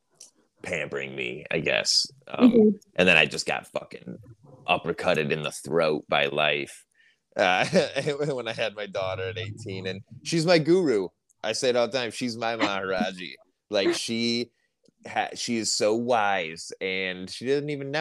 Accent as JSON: {"language": "English", "town": "Castalia", "region": "Ohio", "country": "United States", "tie": "born or raised there", "said": "I'm from a place called Castalia. I'm not actually from Sandusky."}